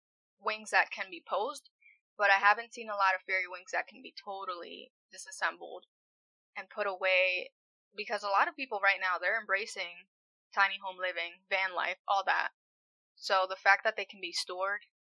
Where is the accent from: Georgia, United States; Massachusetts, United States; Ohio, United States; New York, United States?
Massachusetts, United States; Springfield; my mom and dad, they're Puerto Rican. And I was born in Massachusetts, in Springfield